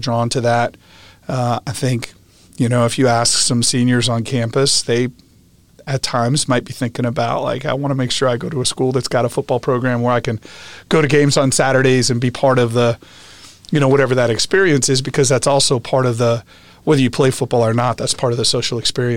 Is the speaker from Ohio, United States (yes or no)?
no; upstate New York, United States; born or raised there; moved away; also born or lived in West Lafayette, Indiana